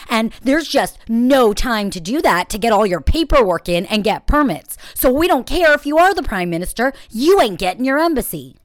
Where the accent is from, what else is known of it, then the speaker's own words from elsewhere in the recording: Israel; I'm still Jewish and, and Israeli